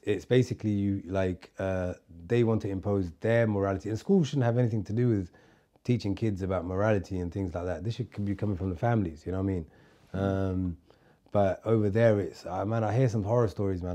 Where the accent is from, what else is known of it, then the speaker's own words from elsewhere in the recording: London, United Kingdom; moved away as an adult; also born or lived in Somalia; now in Turkey; I grew up in London where no one says hello to you